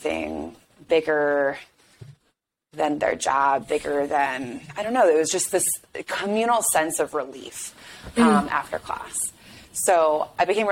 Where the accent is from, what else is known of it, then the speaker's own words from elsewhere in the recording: Chicago, Illinois, United States; moved away as an adult; also born or lived in New England / Washington, D.C.; I grew up in Chicago, left for college, went to New England